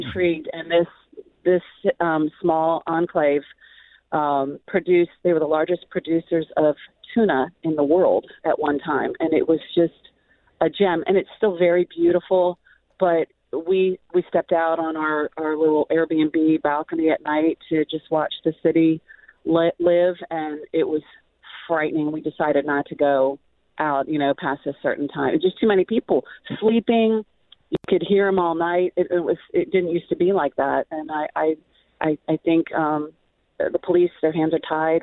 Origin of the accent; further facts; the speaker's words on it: Northern Virginia, United States; also born or lived in Southern California / Quantico, Virginia; my husband and I grew up in Northern Virginia